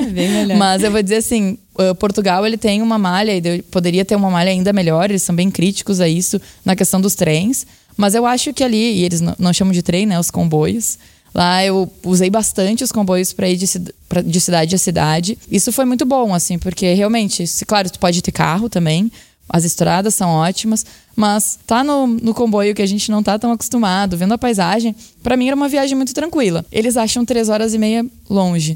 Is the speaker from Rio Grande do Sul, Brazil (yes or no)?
yes; Porto Alegre, Rio Grande do Sul, Brazil; sou porto-alegrense, então sempre morei minha vida toda aqui